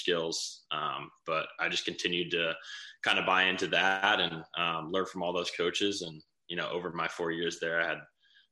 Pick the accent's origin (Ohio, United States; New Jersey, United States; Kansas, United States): New Jersey, United States; Westfield; grown up there and spent my childhood in Westfield.